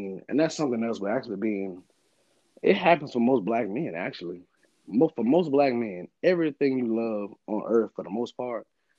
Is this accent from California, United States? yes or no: no; Alabama, United States; And what really makes it better for me is the fact that I'm from Alabama.